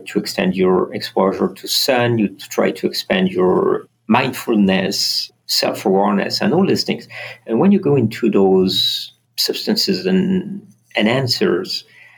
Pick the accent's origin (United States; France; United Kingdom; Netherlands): France; moved away; also born or lived in Strasbourg / south of France; I was born in France